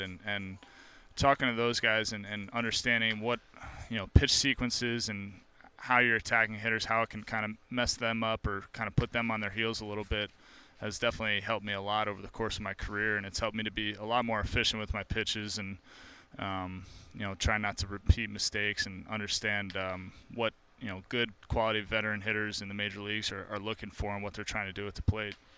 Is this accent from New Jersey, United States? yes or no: yes; New Jersey, United States; moved away; I grew up in New Jersey